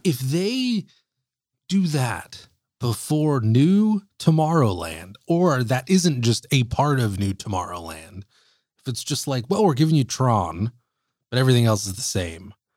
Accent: Bay Area, California, United States; we're from, we're from the Bay Area up north

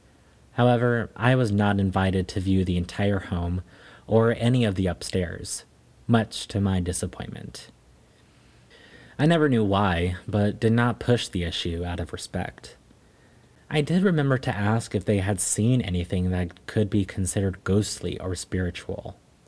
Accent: North Carolina, United States; born there; moved away as an adult; It all started shortly after I moved from North Carolina to South Carolina. My family is from there, but I was born in North Carolina. I was in my mid-20s then.

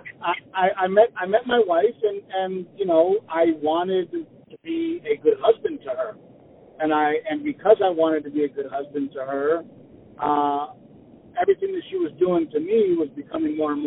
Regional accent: South Texas, United States; moved away as an adult; also born or lived in Los Angeles; I grew up in South Texas

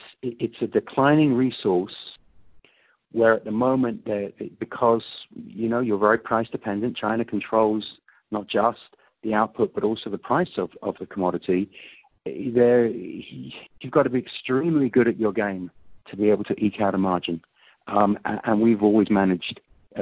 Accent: England, United Kingdom; now in United States; I'm an English American, so I'm a naturalized American.

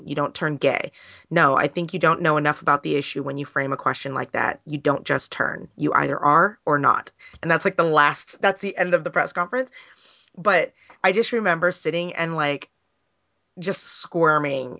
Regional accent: United States; I'm Asian American. I'm not like Chinese.

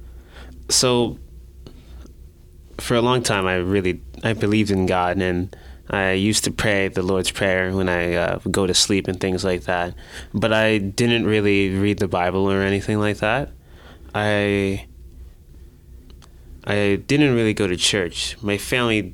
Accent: Newburgh, New York, United States; now in Binghamton, United States; I am from Newberg, which is a town about 2 hours south of here, in Orange County

